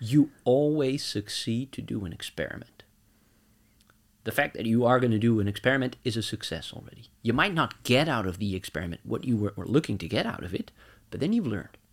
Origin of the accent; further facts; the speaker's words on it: Netherlands; moved away as an adult; now in Norway; I'm from the Netherlands.